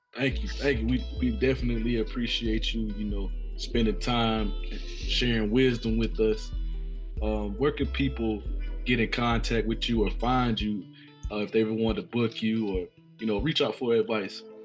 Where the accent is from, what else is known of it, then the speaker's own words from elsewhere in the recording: Tallahassee, Florida, United States; growing up in Tallahassee, man, we grew up in that in that shadow of that school that sit on the hill